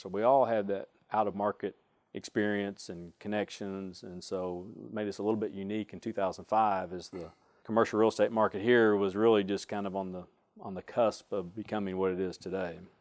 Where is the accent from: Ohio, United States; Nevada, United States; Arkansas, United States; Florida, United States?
Arkansas, United States; Springdale; I grew up in Springdale